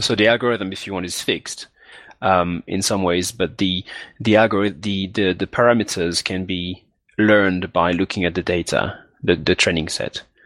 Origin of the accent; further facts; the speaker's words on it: Martinique; moved away as an adult; also born or lived in Guadeloupe / France / Bristol, United Kingdom; I grew up in Martinique, which is another island where they speak French, which is also in the Caribbean. And I stayed there till, till I was 18.